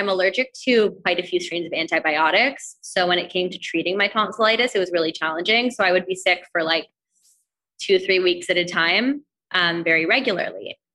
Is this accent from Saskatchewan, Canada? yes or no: no; Toronto, Ontario, Canada; now in New York, United States; I grew up in Toronto, Canada, and I had a really great childhood